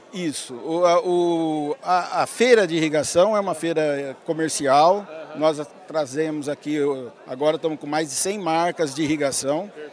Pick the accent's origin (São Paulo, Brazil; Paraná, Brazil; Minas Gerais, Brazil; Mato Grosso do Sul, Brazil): São Paulo, Brazil; Votuporanga; also born or lived in Espírito Santo do Pinhal; Eu nasci em Votuporanga, era aqui no norte do estado